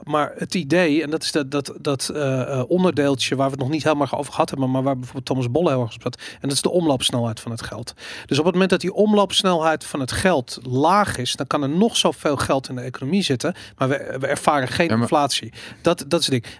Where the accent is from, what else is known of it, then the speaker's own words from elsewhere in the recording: Amsterdam, North Holland, Netherlands; ik ben opgegroeid in Amsterdam in de jaren tachtig.